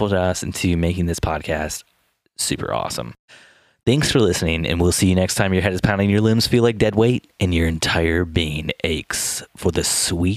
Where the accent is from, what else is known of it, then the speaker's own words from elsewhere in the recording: Michigan, United States; now in Indiana, United States; I was born in Michigan.